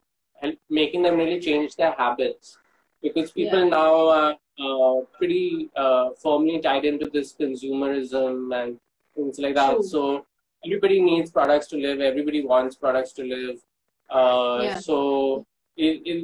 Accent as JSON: {"language": "English", "town": "Mumbai", "region": "Maharashtra", "country": "India", "tie": "born or raised there", "also_born_or_lived": "Tamil Nadu", "said": "the place that we grew up in Bombay"}